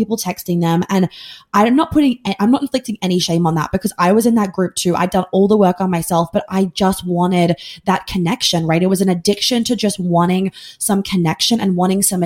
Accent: New York, United States; I grew up in New York

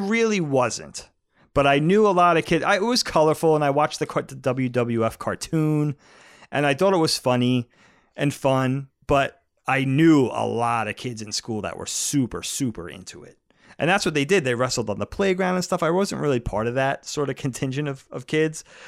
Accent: New York, United States; growing up in New York in the eighty, you know, the seventies into the eighties

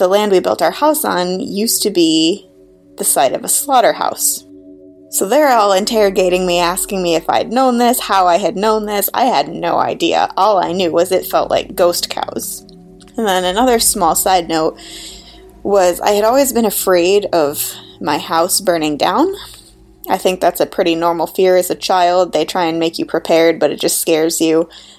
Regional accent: south of Buffalo, Western New York, United States; now in Portland, United States; I'm calling from Portland, Oregon, but I'm originally from Western New York, just about south of Buffalo

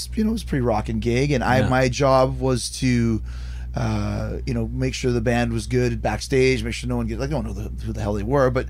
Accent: Canada; also born or lived in Winnipeg; We're so Canadian here.

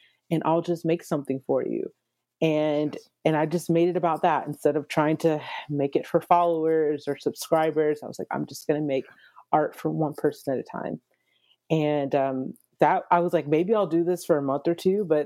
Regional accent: Atlanta, Georgia, United States; moved away; also born or lived in Nashville / Dallas / Los Angeles; I'm originally from Atlanta, Georgia

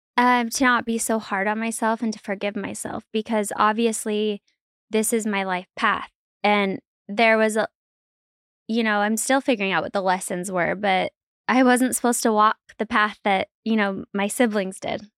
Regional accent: Salt Lake City, Utah, United States; born or raised there

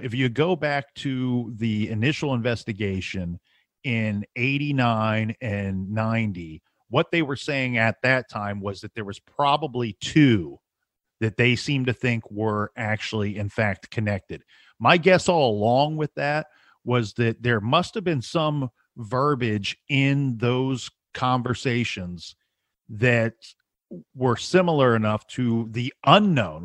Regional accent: Ohio, United States; We're all from Ohio

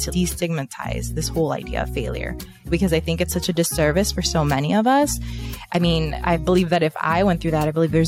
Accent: Chicago, Illinois, United States; moved away as an adult; now in Miami, United States; I was born and raised in Chicago. I now live in Miami, Florida with my husband.

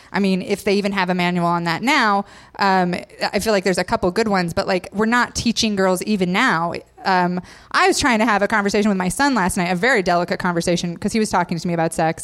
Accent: Idaho, United States; I grew up in Idaho, so all my friends were Mormon.

